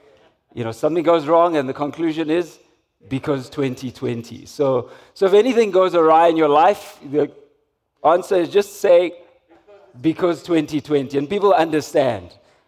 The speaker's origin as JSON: {"language": "English", "town": "Umlazi", "region": "KwaZulu-Natal", "country": "South Africa", "tie": "born or raised there", "said": "growing up in Umlazi"}